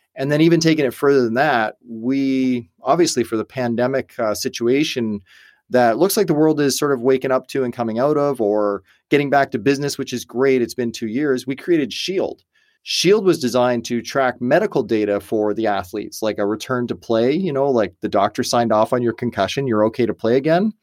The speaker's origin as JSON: {"language": "English", "country": "Canada", "tie": "born or raised there", "also_born_or_lived": "United States", "said": "I'm Canadian born"}